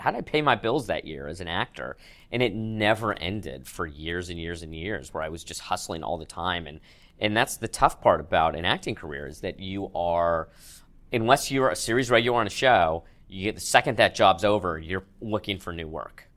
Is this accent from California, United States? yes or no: yes; Manhattan Beach, California, United States; growing up in Manhattan Beach, I didn't have any sort of Jewish identity